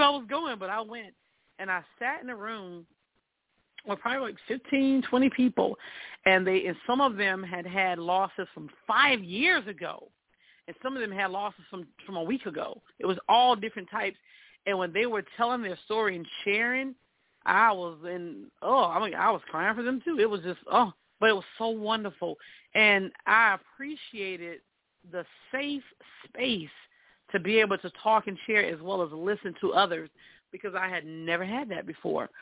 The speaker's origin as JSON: {"language": "English", "region": "South Carolina", "country": "United States", "moved": "yes", "said": "I'm originally from South Carolina"}